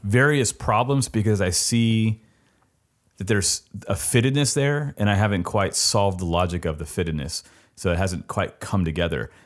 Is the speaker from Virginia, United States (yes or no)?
no; Southern California, United States; I come from South, Southern California